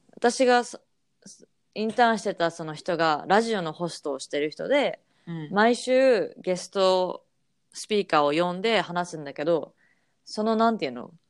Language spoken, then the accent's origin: Japanese; Japan; moved away as an adult; now in United States; 私は日本の義務教育で育った